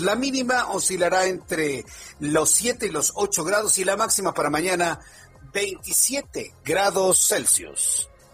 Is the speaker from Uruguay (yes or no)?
no; Mexico; como cualquier mexicano